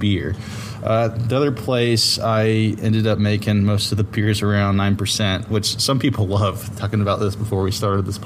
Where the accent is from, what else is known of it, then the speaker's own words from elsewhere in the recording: Dunwoody, Georgia, United States; I grew up in Dunwoody. I was born in Dunwoody